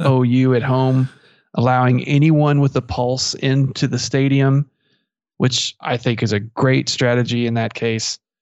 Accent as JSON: {"language": "English", "town": "Merkel", "region": "Texas", "country": "United States", "tie": "born or raised there", "said": "I'm from Merkle"}